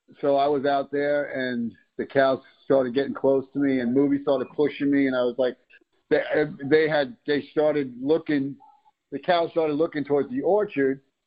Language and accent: English; New York, United States; now in Florida, United States; growing up as in New York where I was raised